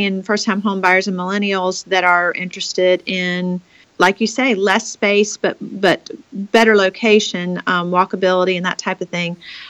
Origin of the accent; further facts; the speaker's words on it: Raleigh, North Carolina, United States; And I am a North Carolinian by birth and was born and raised in Raleigh, North Carolina